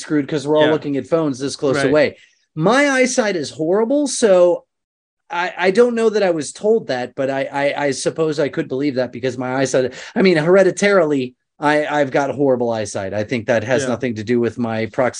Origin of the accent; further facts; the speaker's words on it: Indiana, United States; I grew up in Indiana